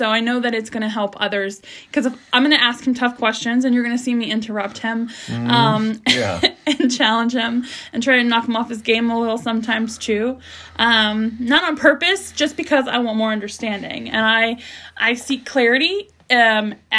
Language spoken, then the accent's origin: English; California, United States; I'm from California